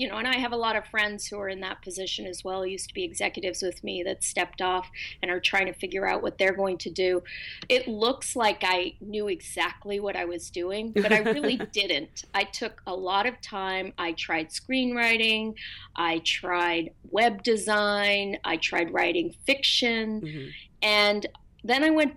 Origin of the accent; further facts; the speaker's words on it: Berkeley, California, United States; I grew up in Berkeley.